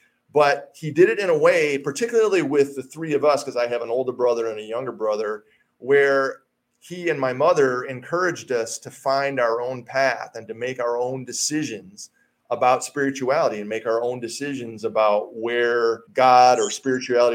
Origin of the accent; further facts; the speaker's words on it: Hastings, Michigan, United States; moved away as an adult; also born or lived in Colorado; Hastings, my hometown where I grew up